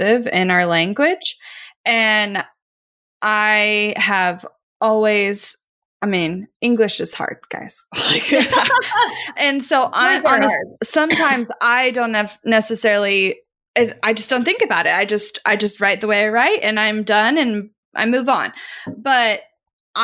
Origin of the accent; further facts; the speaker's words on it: Midwest, United States; I grew up in the Midwest